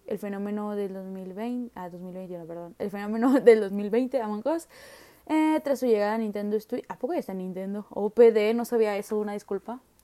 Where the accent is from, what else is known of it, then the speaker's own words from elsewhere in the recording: Nuevo León, Mexico; soy de Nuevo León